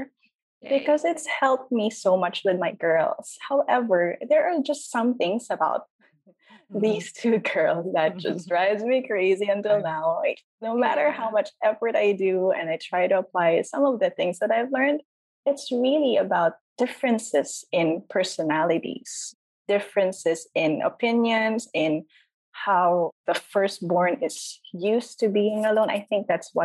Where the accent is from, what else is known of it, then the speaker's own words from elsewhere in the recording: Philippines; I'm from the Philippines